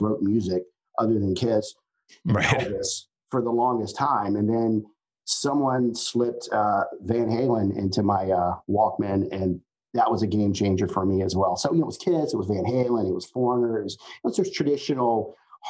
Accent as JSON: {"language": "English", "town": "Richmond", "region": "Virginia", "country": "United States", "tie": "born or raised there", "said": "growing up in Richmond, I mean, or outside of Richmond"}